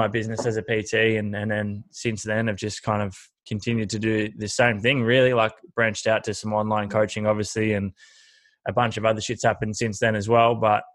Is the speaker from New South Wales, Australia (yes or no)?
no; Horsham, Victoria, Australia; I grew up in Horsham, which is country Victoria, and always played footy and basketball